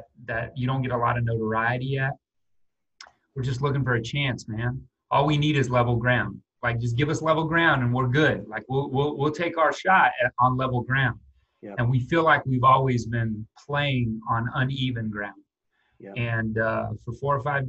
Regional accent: Albuquerque, New Mexico, United States; moved away; I'm from Albuquerque, New Mexico

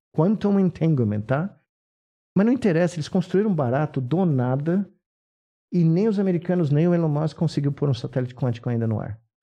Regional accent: São Paulo, Brazil; Eu não nasci em Minas Gerais, mas eu nasci aqui, na Bela Vista

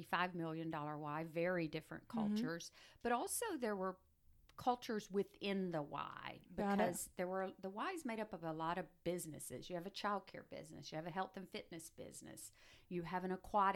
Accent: Macon, Georgia, United States; moved away as an adult; also born or lived in Albany, Georgia / Jacksonville, Florida; now in Volusia County, United States; I was born and raised in Macon

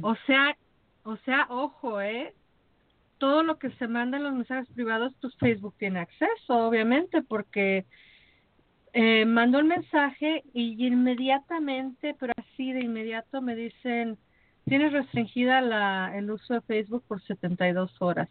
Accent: Mexico; como mexicana

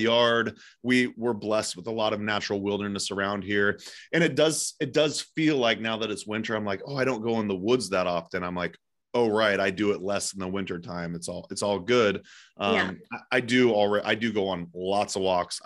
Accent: Eugene, Oregon, United States; It's in Eugene, Oregon, my hometown

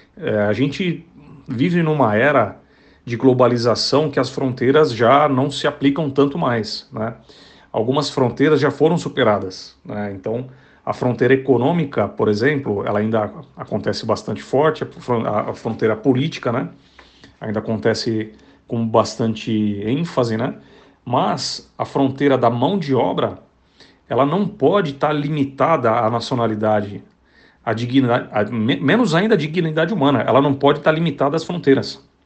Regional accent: Brazil; nós que somos brasileiros

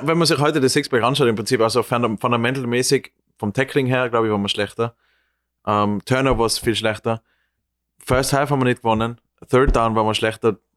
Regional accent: Austria; moved away as an adult; now in New York, United States; als Österreicher

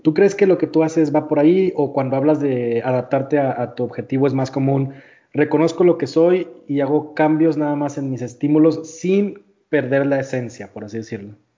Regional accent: northern Mexico, Mexico; yo, como buen norteño

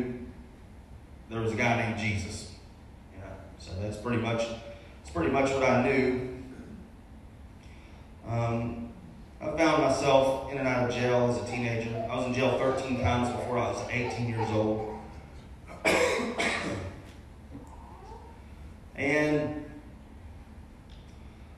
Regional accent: Arkansas, United States; also born or lived in Germany / Louisiana / Wynne, Arkansas / Jonesboro, Arkansas; I was born in Germany. I was raised pretty much in Arkansas

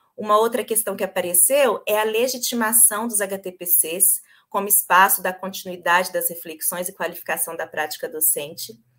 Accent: Governador Valadares, Minas Gerais, Brazil; accent: mineiro; moved away as an adult; also born or lived in Viçosa / São Paulo; now in São Bernardo do Campo, Brazil; Eu pelo sotaque, vocês vão ver, eu sou mineira, sou de Governador Valadares

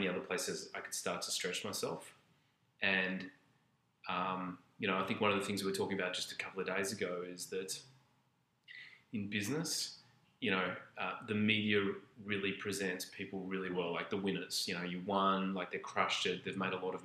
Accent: Australia; moved away as an adult; now in Canada; being Australian and moving to Canada

